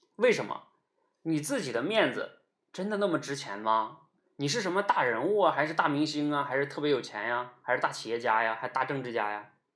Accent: Northeast China, China; 我们那个时候东北叫掏裆子

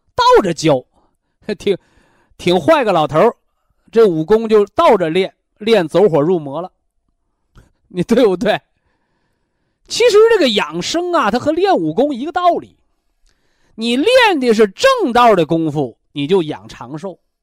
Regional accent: China; 这个我们中国人呐，我们的祖先呐

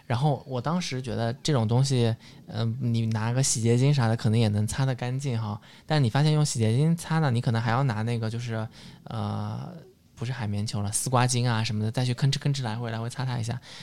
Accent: southern China, China; 我作为一个南方人

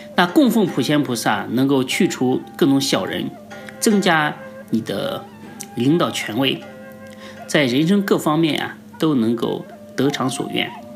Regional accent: China; 我们中国人

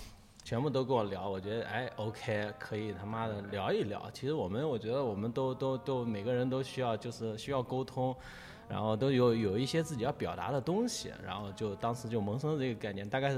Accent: Hangzhou, Zhejiang, China; 瞎说，我是真杭州人，

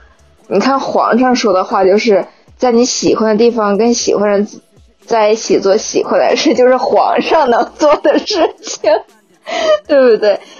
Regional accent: Northeast China, China; 我是东北人呀。

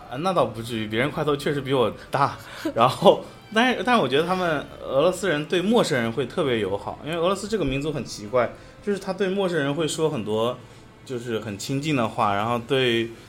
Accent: China; moved away as an adult; also born or lived in Russia; 像我们中国人

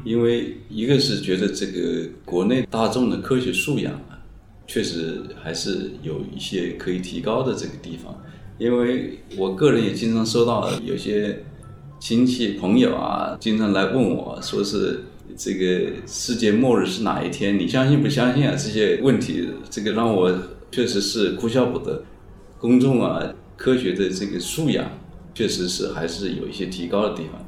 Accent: China; 作为一个中国人

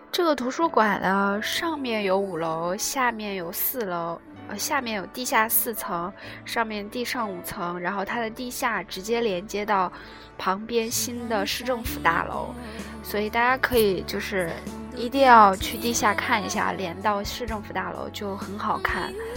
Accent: China; now in Seoul, South Korea; 身为中国人

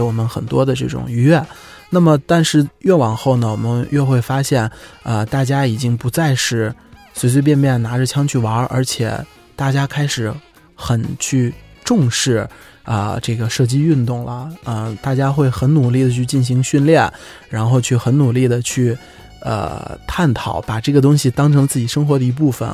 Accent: China; 我们中国人

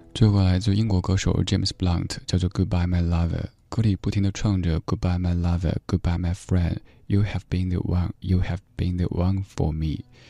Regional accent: Chengdu, Sichuan, China; now in Beijing, China; 我成都嘞

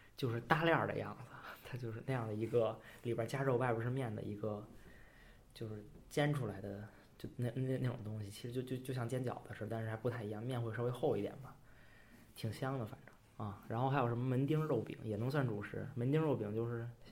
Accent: Beijing, China; moved away as an adult; now in Nanjing, China; 我来自北京，现在也在南京上大学

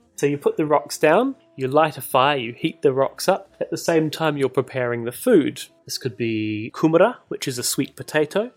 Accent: New Zealand; I'm a New Zealander. I grew up in New Zealand.

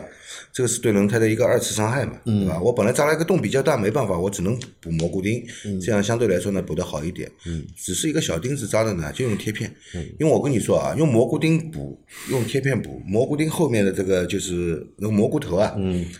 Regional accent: China; 我们中国人更注重的是农历年嘛，

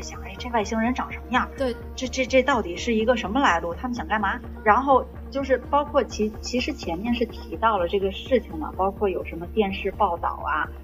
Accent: China; moved away; also born or lived in North America; 我一个中国人

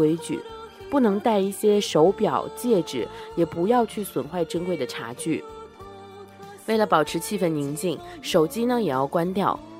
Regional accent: China; 茶道老师看出来我是中国人

